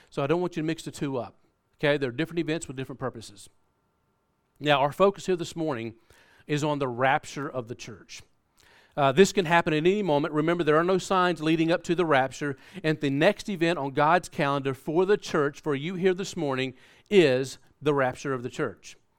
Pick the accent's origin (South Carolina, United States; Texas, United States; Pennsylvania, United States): South Carolina, United States; moved away; we're from America. Uh, we, we grew up in South Carolina, and if you haven't been able to pick up on that accent, uh, you'll, you'll probably get it now